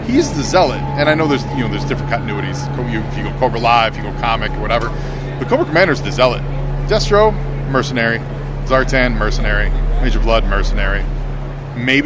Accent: Chicago, Illinois, United States; now in Hollywood, United States; I'm from Chicago

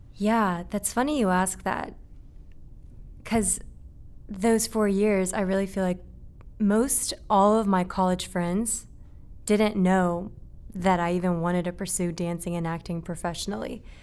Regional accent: Marietta, Georgia, United States; also born or lived in Japan; I was born and raised in Japan until I was seven, and then I moved to Marietta, which is where we're at right now

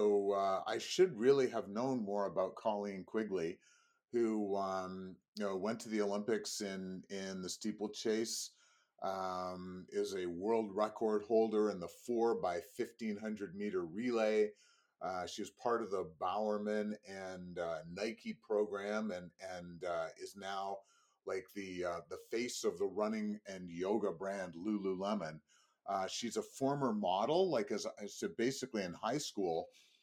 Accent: Canada; I am Canadian

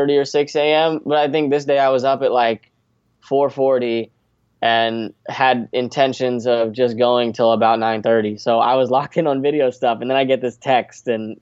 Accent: Las Vegas, Nevada, United States; moved away as an adult; also born or lived in Irvine, California / Valparaiso, Indiana; now in Orlando, United States; I was born in Southern Cal, Irvine, California. And we moved to Vegas when I was four, and I lived my entire life there until I went to college in Valpo.

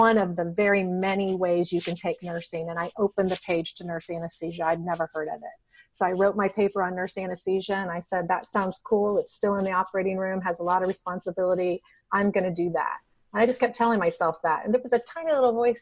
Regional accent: Dayton, Ohio, United States; I was born in Dayton, Ohio

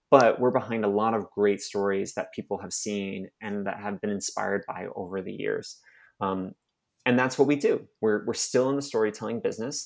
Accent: Mesa, Arizona, United States; moved away as an adult; also born or lived in Utah / Dominican Republic / Texas; I'm originally from Mesa, Arizona, um, which is basically Utah outside of Utah

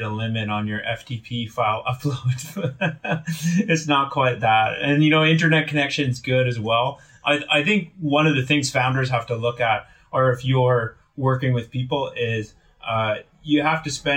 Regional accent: Willow River, British Columbia, Canada; I grew up in Northern BC

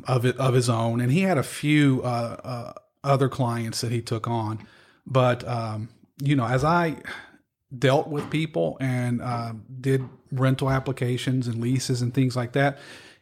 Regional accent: Harrodsburg, Kentucky, United States; I'm from Harrodsburg originally. Okay. Actually North Mercer County, Salvisa.

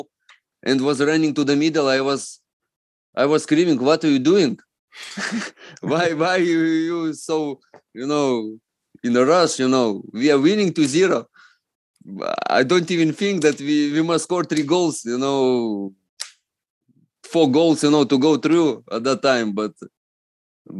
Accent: Lithuania; English is a second language; moved away as an adult; also born or lived in Netherlands / Scotland / Russia; I am from East Bloc country

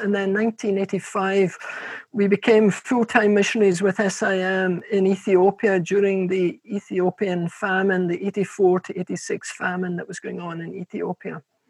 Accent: Glasgow, Scotland, United Kingdom; Well, we're actually from Glasgow, although our accent, because we've travelled so much, has been a bit contaminated. And born on the edge of Glasgow

